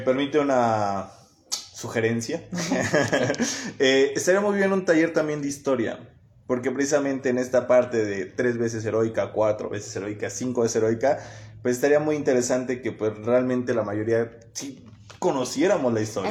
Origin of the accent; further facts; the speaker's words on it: Tetela de Ocampo, Puebla, Mexico; tenemos los tetelenses